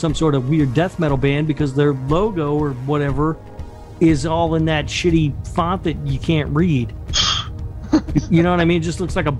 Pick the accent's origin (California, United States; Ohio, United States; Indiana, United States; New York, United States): Indiana, United States; Indianapolis; my hometown of Indianapolis, Indiana.